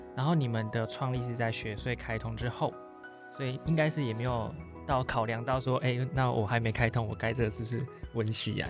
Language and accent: Chinese; Taiwan; 我们台湾人真的是比较喜欢，比较有隐私的泡汤